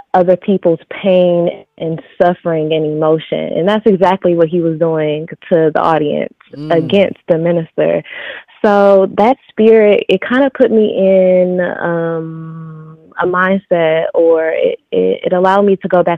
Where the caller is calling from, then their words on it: Detroit, Michigan, United States; I'm calling from Detroit, Michigan.